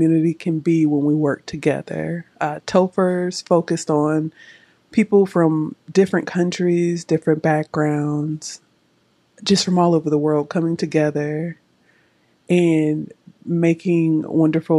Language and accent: English; United States; I am from the United States